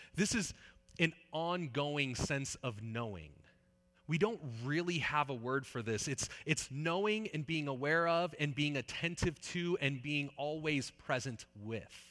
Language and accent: English; Northern California, United States; also born or lived in Saskatchewan; I grew up in Northern California.